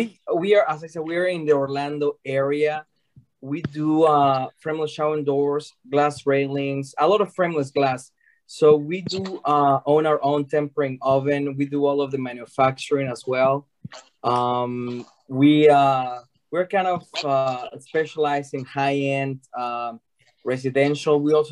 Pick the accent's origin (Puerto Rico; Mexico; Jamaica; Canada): Mexico; now in United States; So we are originally from Mexico. We moved to the States about 18 years ago, and we opened the company here